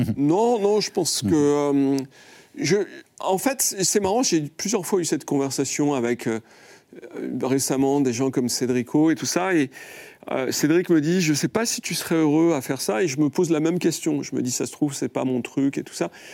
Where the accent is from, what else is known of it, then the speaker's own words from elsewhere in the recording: France; en tant que Français